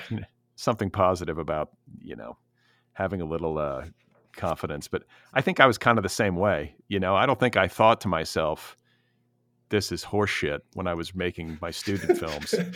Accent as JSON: {"language": "English", "area": "Milwaukee and Indianapolis", "region": "Midwest", "country": "United States", "tie": "born or raised there", "said": "I grew up in the the Midwest myself. I'm from Milwaukee and Indianapolis"}